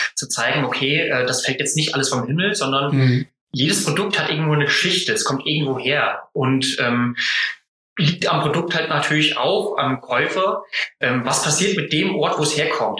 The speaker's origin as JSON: {"language": "German", "region": "Hesse", "country": "Germany", "said": "als Hesse"}